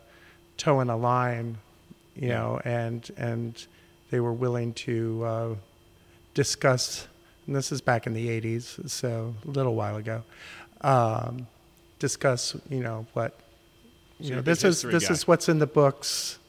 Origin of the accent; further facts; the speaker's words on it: Rapid City, South Dakota, United States; born there; also born or lived in Guam; Well, I was born on Ellsworth Air Force Base outside Rapid City, South Dakota. And that's where my father had met my mother.